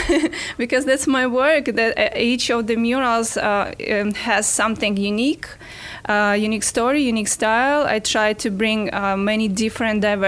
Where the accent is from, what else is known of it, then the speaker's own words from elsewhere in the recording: Ukraine; also born or lived in France; now in Gainesville, United States; I'm originally from Ukraine